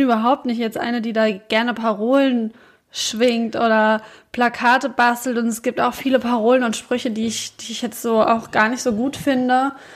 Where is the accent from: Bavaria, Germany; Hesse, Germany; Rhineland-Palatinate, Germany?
Hesse, Germany; Gelnhausen; bei uns in Gelnhausen